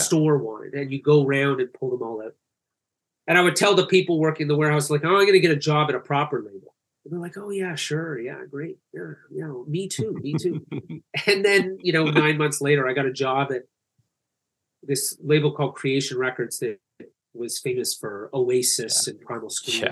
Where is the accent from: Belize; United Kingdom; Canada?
Canada; also born or lived in Calgary; I'm Canadian